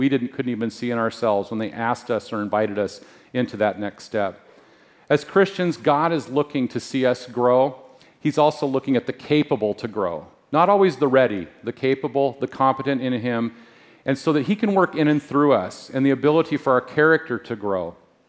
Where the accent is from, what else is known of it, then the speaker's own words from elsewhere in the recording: Spokane, Washington, United States; also born or lived in Anchorage, Alaska; I was born in Anchorage, Alaska, and I moved to the Spokane area when I was about 3.